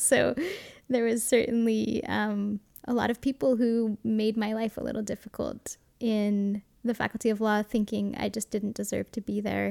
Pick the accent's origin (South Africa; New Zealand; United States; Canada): Canada; Montreal, Quebec; moved away as an adult; I grew up in the West Island, not far from the airport